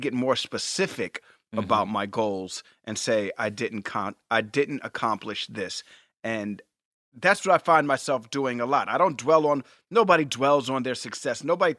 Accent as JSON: {"language": "English", "region": "Texas", "country": "United States", "said": "I'm from Texas, where we talk slow."}